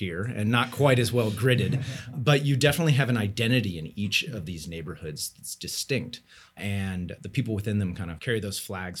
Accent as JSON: {"language": "English", "region": "West Coast", "country": "United States", "tie": "born or raised there", "said": "And actually, growing up on the West Coast, I was fascinated with the East Coast, particularly New York City and that region."}